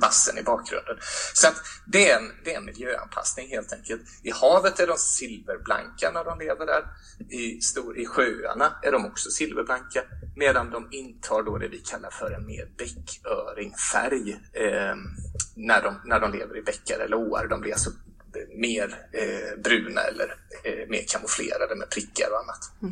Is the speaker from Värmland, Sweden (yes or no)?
no; Mullsjö, Jönköping County, Sweden; hemma i Mullsjö, bara några hundra meter ifrån huset där jag växte upp